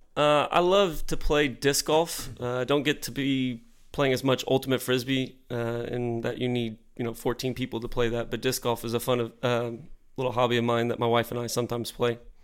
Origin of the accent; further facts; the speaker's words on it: Deer Park, Texas, United States; growing up in Deer Park on the southeast side of Houston